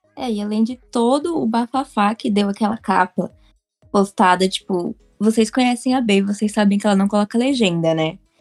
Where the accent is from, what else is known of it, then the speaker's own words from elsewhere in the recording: São Paulo, Brazil; sou aqui de São Paulo